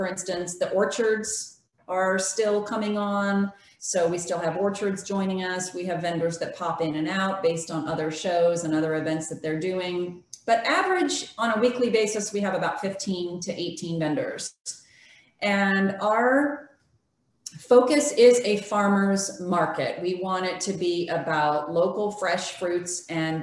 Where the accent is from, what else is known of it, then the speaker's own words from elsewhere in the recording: California, United States; also born or lived in Loudoun County, Virginia; now in Charles Town, United States; I was born and raised in California